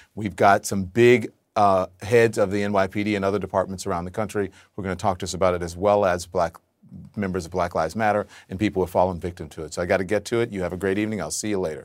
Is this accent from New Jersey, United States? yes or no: no; Louisiana, United States; moved away as an adult; also born or lived in Texas; now in New York, United States; I grew up in a red state, right? I lived in mostly red states